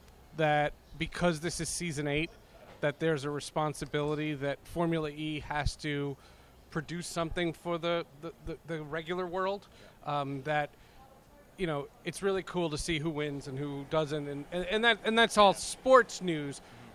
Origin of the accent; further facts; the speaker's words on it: Northeast, United States; In America, growing up, I grew up in the Northeast.